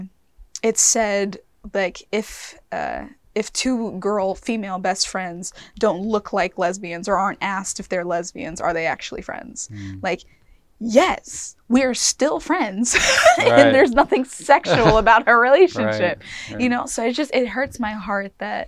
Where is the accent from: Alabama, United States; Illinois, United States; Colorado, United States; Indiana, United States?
Alabama, United States; Mobile; I grew up in Mobile, Alabama